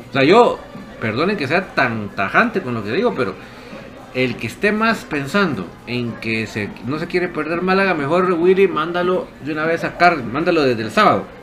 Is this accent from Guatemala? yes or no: yes; Quetzaltenango, Guatemala; born there; Nací en Chela pero toda mi vida he sido algo.